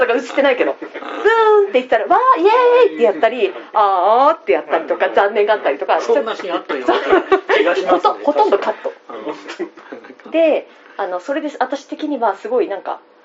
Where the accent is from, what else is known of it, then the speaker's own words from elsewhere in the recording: Miyagi, Japan; 私地元が宮城県なんですけど